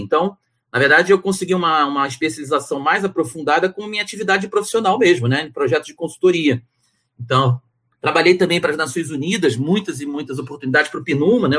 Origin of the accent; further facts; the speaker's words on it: Rio de Janeiro, Brazil; also born or lived in São Paulo; E sou brasileiro, né? Nasci no Rio de Janeiro